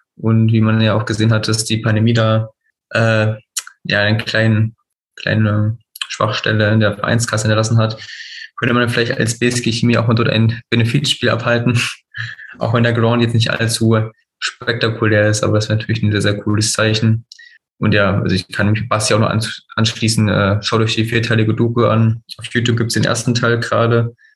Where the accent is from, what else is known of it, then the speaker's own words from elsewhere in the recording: Teuchern, Saxony-Anhalt, Germany; also born or lived in Hohenmölsen; ich bin auch in Mörsen geboren und in Teuern aufgewachsen. Das ist beides so 10, 15 Kilometern äh, im Dunstkreis von Zeitz.